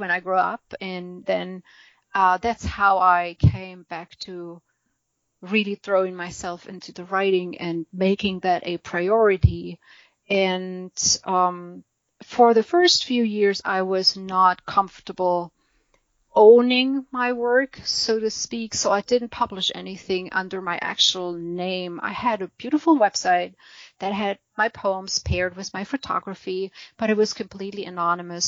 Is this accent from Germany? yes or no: yes; Germany; English is a second language; moved away as an adult; now in United States; we emigrated from Germany to the U.S.